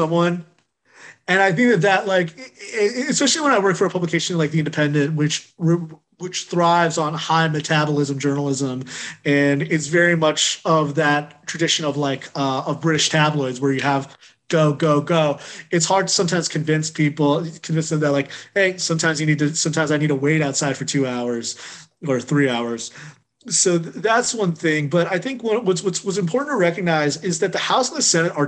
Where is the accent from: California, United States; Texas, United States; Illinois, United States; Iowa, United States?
California, United States; Chino Hills; I grew up in Chino Hills, California, which was a very suburban, largely white, largely college educated